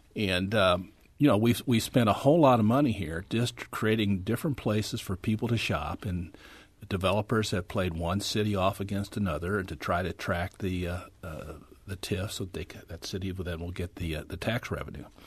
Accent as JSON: {"language": "English", "town": "St. Charles", "region": "Missouri", "country": "United States", "tie": "born or raised there", "said": "when I was growing up in Saint Charles, almost all my friends, their dads worked at Mack"}